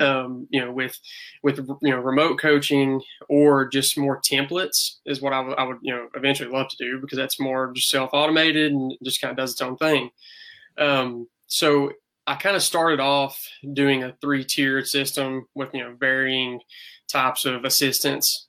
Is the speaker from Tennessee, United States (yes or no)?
yes; East Tennessee, United States; accent: hick; I'm a new grad PT from East Tennessee State University. If you couldn't tell by my hick accent